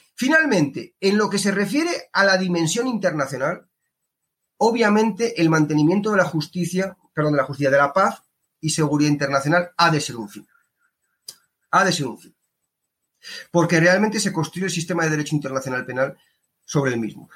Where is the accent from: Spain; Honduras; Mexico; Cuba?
Spain; now in Colombia; yo vengo de España